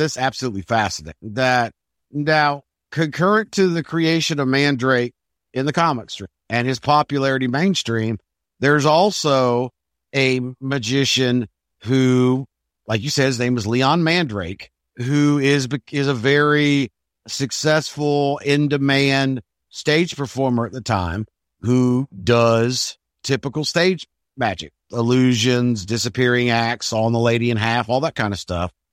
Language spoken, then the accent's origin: English; England, United Kingdom; an English guy